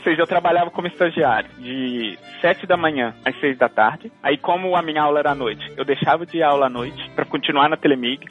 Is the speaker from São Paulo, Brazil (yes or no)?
no; Belo Horizonte, Minas Gerais, Brazil; moved away as an adult; also born or lived in Texas, United States; eu sou mineiro de Belo Horizonte, nasci e cresci em Belo Horizonte